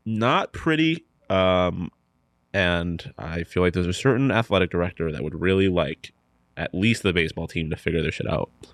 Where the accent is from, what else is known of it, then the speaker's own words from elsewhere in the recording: Buffalo, New York, United States; moved away; I'm from Buffalo, New York